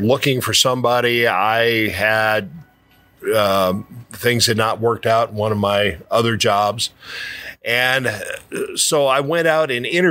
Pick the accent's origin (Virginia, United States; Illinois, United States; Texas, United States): Illinois, United States; Alton area; I found myself owning the radio station in my hometown